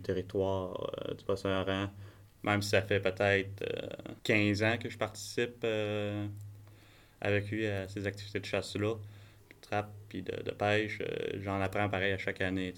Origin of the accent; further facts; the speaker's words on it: Bas-Saint-Laurent, Quebec, Canada; also born or lived in Côte-Nord, Quebec; très jeune à mon âge, on, est revenu dans, dans la région du Bas-Saint-Laurent. Euh, puis depuis ce temps-là, depuis les 20 dernières années, on, est ici